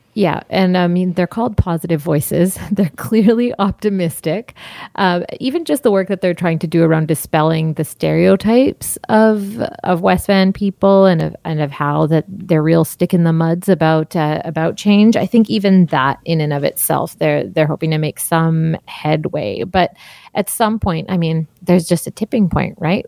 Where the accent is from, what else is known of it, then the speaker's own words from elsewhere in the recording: Surrey, British Columbia, Canada; I was born and raised in Surrey